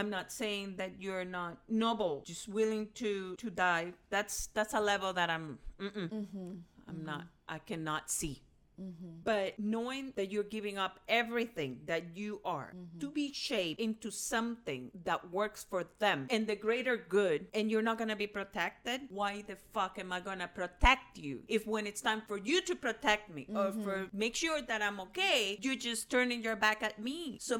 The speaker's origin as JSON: {"language": "English", "town": "Barquisimeto", "region": "Lara", "country": "Venezuela", "also_born_or_lived": "Caracas", "second_language": "English", "moved": "as an adult", "said": "since I was 20 because I moved from Barquisimeto to Caracas."}